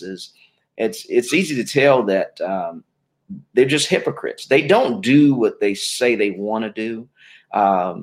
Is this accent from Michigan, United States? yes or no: yes; Detroit, Michigan, United States; now in Georgia, United States; I was born in Detroit, Michigan, native there.